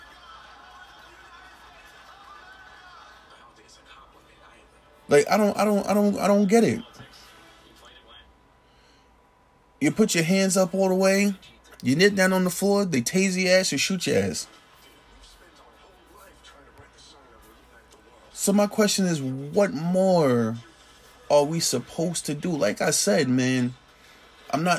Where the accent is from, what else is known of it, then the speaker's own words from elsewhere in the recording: Jersey City, New Jersey, United States; I grew up in Jersey City, New Jersey.